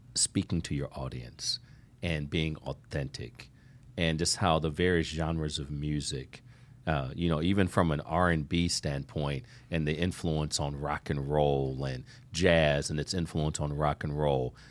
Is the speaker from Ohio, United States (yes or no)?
yes; Ohio, United States; I grew up in Ohio